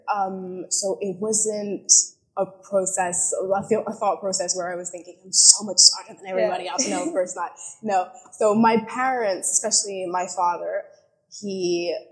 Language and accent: English; London, United Kingdom; I was born and raised in London, but I am British French.